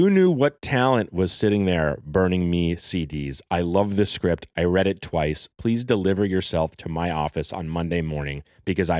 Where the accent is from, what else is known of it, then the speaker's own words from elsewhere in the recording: Los Angeles, California, United States; I also knew this boy named Evan Silverberg from growing up in Encino